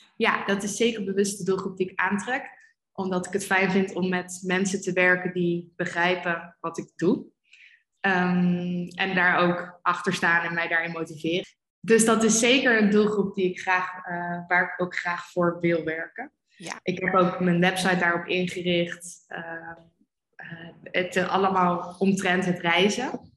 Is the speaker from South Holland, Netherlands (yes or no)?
no; Amersfoort, Utrecht, Netherlands; moved away as an adult; also born or lived in Amsterdam; ik ben geboren en opgegroeid in Amersfoort.